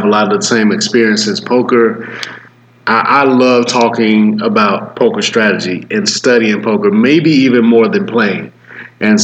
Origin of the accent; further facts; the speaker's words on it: Atlanta, Georgia, United States; I'm from Atlanta